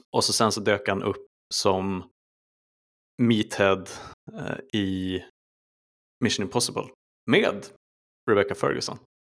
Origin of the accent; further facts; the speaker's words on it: Sweden; som svensk